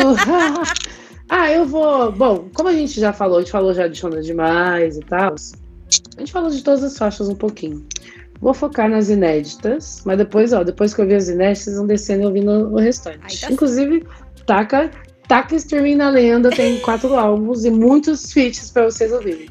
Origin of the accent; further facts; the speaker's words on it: Jacareí, São Paulo, Brazil; moved away as an adult; Quando eu saí da minha cidade, aliás, né? Saí de Jacareí e fui morar em São Paulo.